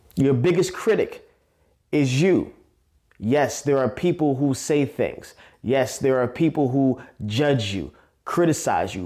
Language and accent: English; New York City, New York, United States; I was born and raised in Staten Island, New York, A K A the Forgotten Borough